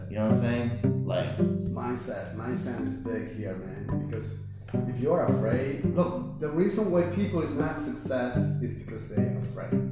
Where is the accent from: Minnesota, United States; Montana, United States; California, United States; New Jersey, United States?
New Jersey, United States; West New York; I'm from West New York.